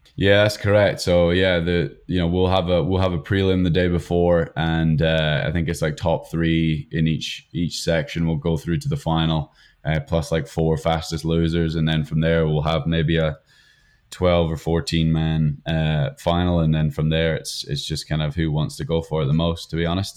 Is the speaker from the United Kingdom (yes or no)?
yes; United Kingdom; moved away as an adult; now in United States; being British